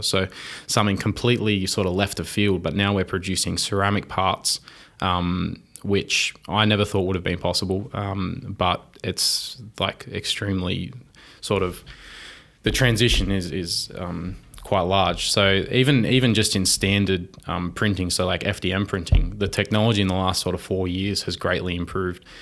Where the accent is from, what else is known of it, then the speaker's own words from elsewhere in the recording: Wollongong, New South Wales, Australia; I grew up in Wollongong